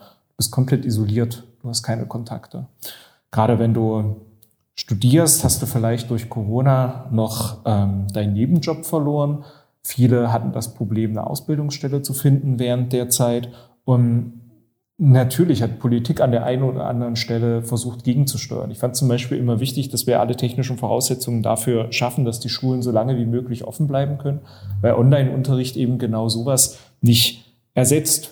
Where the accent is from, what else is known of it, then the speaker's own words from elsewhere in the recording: Halle, Saxony-Anhalt, Germany; ich bin ja gebürtiger Hallenser